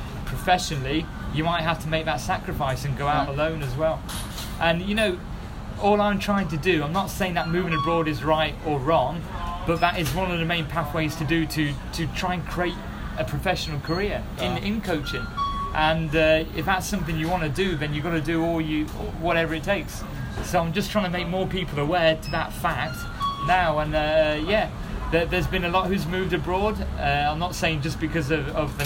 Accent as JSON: {"language": "English", "country": "United Kingdom", "said": "I'm British"}